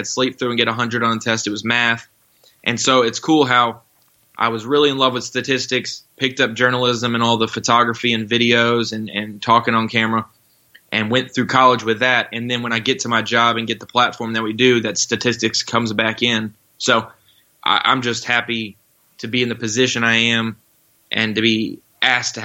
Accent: North Carolina, United States; moved away as an adult; also born or lived in Florida; now in Arkansas, United States; We moved to North Carolina, and I spent the last 18 or 19 years of my life there before moving to Arkansas last year

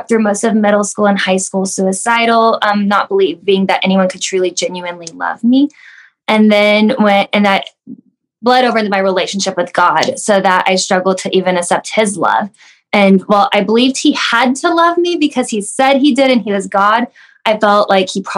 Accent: Wichita, Kansas, United States; I grew up here in Wichita

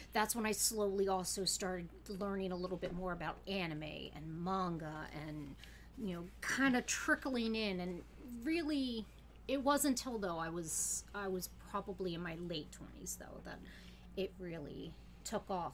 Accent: Pennsylvania, United States; also born or lived in Pittsburgh; now in Connecticut, United States; I grew up in Pennsylvania

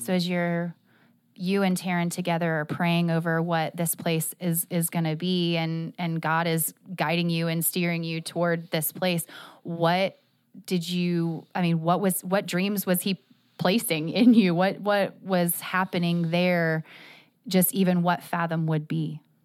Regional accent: Jacksonville, Florida, United States; I am a Jacksonville native

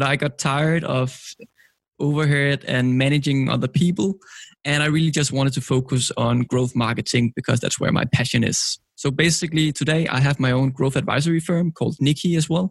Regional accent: Copenhagen, Capital Region of Denmark, Denmark; I'm from Copenhagen, Denmark.

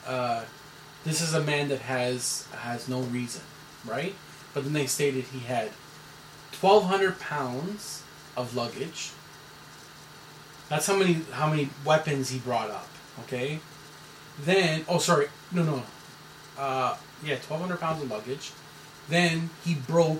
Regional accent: Canada; I'm a Canadian citizen

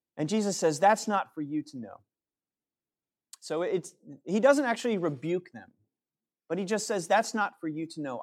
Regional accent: New Canaan, Connecticut, United States; growing up in New Canaan, Connecticut

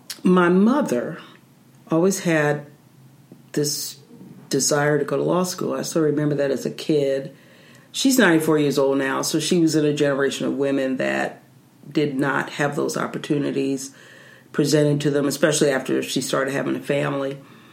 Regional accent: Philadelphia, Pennsylvania, United States; The short version is I'm from Philadelphia, Pennsylvania. I moved there when I was 10, went to elementary, high school, left for college. My family is still there.

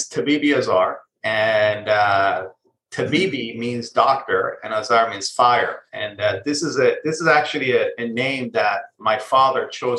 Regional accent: Israel; moved away as an adult; also born or lived in Iran; now in United States; So I was born in Iran, but I actually grew up in Israel. So, and before coming to the U.S., I lived in Israel.

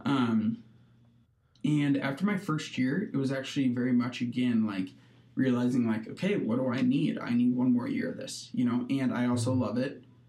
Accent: Hastings, Nebraska, United States; I was born and raised in Hastings, Nebraska

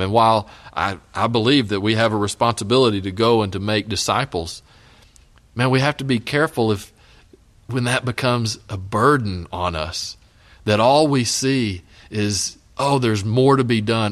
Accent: West Texas, United States; now in Elgin, United States; I grew up out in West Texas

